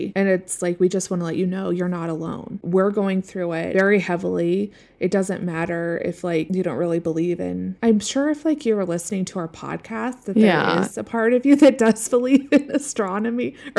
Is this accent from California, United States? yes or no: no; Seattle, Washington, United States; now in Colorado, United States; growing up in Seattle, it was like it would finally stop raining around this time, and then it was like finally sunny and the sky was blue and everything was green. And so that's what I love as well. It's a little different living in the mountains of Colorado.